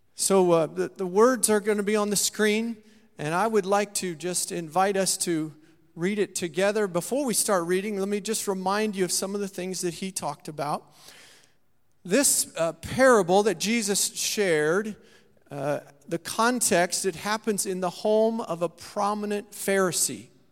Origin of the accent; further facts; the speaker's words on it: Saint Marys, United States; my hometown there in Saint Mary's